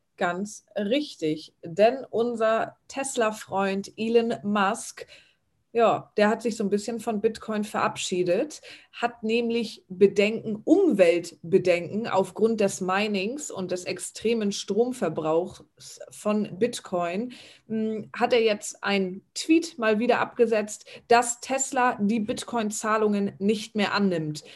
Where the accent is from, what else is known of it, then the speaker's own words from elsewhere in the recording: Germany; hier bei uns in Deutschland